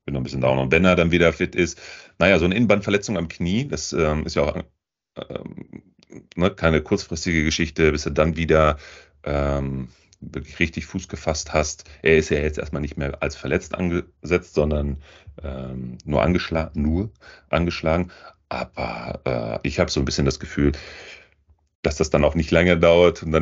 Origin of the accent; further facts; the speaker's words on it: Lippstadt, North Rhine-Westphalia, Germany; aus meinem Heim, aus meiner Heimatstadt, aus Lippstadt